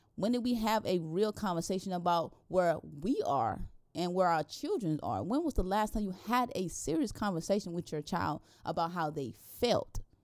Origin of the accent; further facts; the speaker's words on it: the South, United States; growing up in the South, you grew up in a slave state